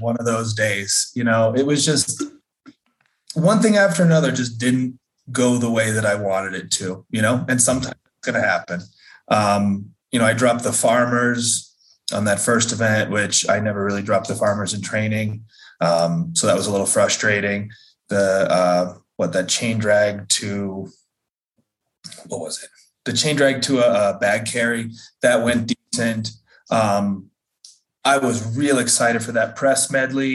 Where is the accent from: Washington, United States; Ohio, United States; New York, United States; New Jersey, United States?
New Jersey, United States; moved away as an adult; also born or lived in Fort Collins, Colorado; now in Denver, United States; I grew up in Jersey. Raised in Jersey. I lived there till I was 18.